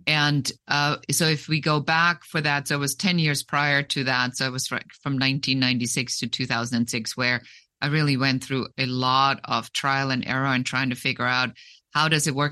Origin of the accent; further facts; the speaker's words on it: Germany; moved away; also born or lived in Munich; I'm originally from Germany